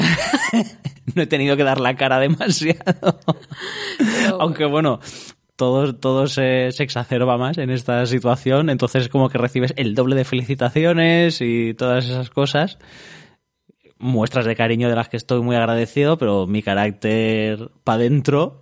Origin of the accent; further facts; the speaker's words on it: Alicante, Valencian Community, Spain; que somos la gente de Alicante